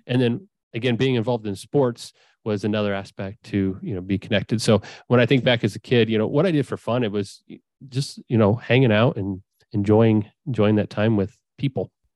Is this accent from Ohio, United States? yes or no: yes; Findlay, Ohio, United States; also born or lived in Savannah, Georgia / Indiana; I grew up in Findlay, Ohio.